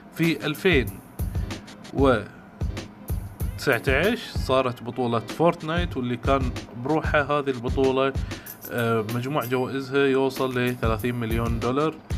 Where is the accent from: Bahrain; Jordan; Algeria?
Bahrain; وعندنا احنا في البحرين